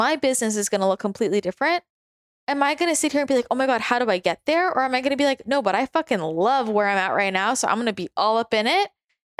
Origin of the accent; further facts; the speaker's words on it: Northern California, United States; it's hard for me to believe I'm from NorCal sometimes.